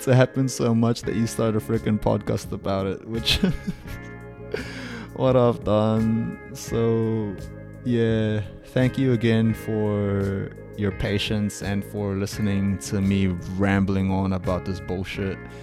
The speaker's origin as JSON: {"language": "English", "country": "New Zealand", "tie": "born or raised there", "said": "I'm a Kiwi"}